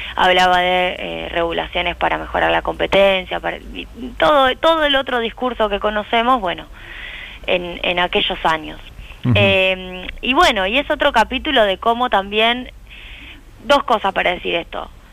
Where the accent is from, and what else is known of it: Argentina